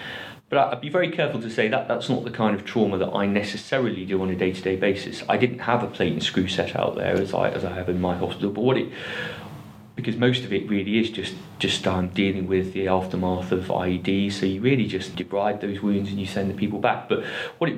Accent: Liverpool, North West England, United Kingdom; I'm originally from Liverpool

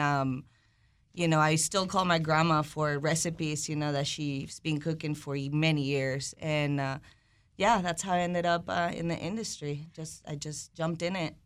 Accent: Venezuela; also born or lived in California; now in United States; I was born and raised in South America, in Venezuela

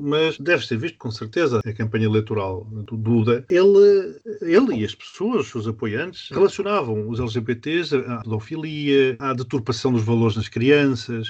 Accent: Portugal

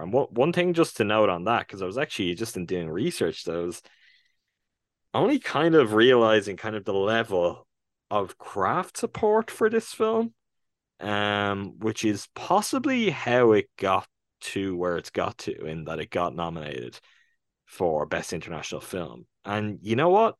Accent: Ireland; first language English; even as an Irish person

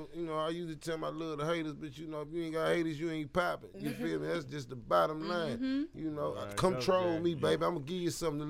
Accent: Alexandria, Louisiana, United States; I'm from the Sonya Quarters, baby.

